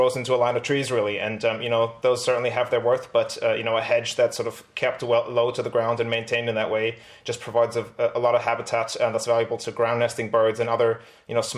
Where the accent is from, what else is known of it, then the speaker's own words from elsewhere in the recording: Germany; moved away as an adult; also born or lived in Britain; now in United Kingdom; I grew up in Germany, you know, but having lived at that time in Britain for a couple of years